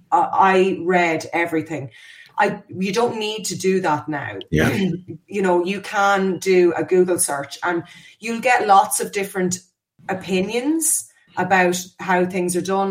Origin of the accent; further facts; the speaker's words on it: Ireland; We were terrible as Irish people